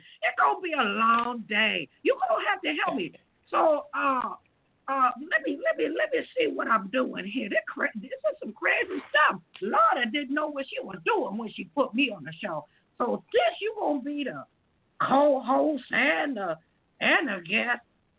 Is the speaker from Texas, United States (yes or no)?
no; Las Vegas, Nevada, United States; now in Columbus, United States; I am your host from Las Vegas, Nevada, but I'm here in Columbus, Ohio